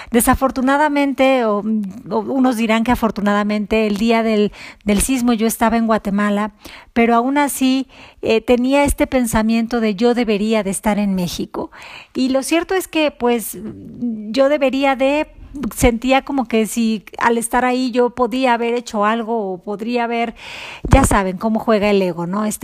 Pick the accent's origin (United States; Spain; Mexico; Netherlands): Spain; Barcelona, Catalonia; un músico, cantante, compositor, natural de Barcelona